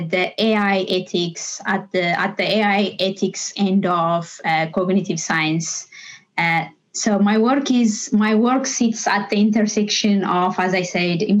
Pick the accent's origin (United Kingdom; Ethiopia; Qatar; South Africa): Ethiopia; moved away as an adult; now in Dublin, Ireland; I come from Ethiopia. I grew up there.